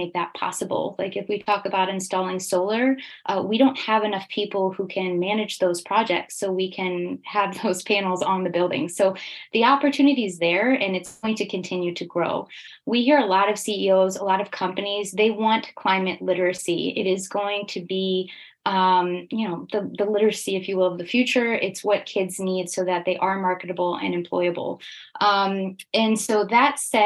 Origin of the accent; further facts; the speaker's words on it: United States; now in Switzerland; I'm American, but I'm based in Switzerland.